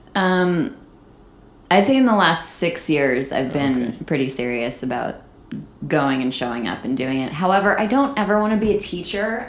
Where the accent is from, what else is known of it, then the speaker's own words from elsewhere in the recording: Saratoga Springs, New York, United States; now in Los Angeles, United States; the college in my hometown, Skidmore College in Saratoga Springs, New York.